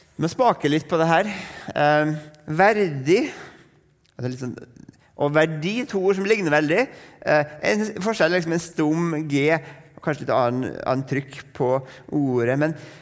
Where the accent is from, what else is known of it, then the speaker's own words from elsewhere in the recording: Norway; for nordmenn